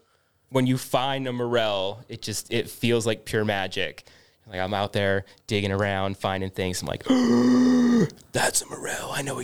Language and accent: English; Bend, Oregon, United States; I grew up in Bend, so every time I go back up to Bend, it's like, it's a beer town for sure